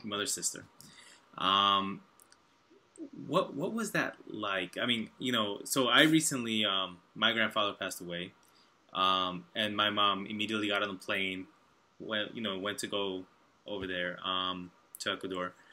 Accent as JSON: {"language": "English", "region": "New York", "country": "United States", "said": "I'm from New York"}